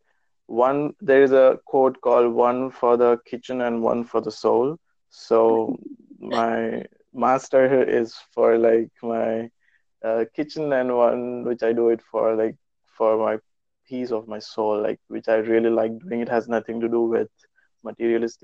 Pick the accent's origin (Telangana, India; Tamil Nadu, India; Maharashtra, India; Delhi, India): Telangana, India; Hyderabad; moved away as an adult; now in Magdeburg, Germany; I was born and brought up in Hyderabad, which is in India